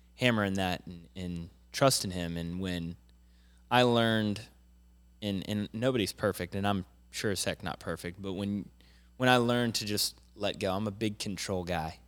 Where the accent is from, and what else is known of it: Jacksonville, Florida, United States; born or raised there; also born or lived in Pittsburgh, Pennsylvania